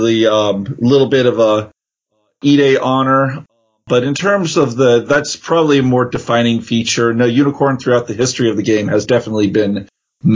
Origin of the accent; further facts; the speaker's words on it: San Jose, California, United States; I'm from California, actually the Santa Clara region, San Jose.